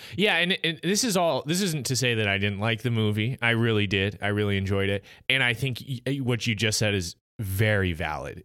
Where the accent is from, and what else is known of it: United States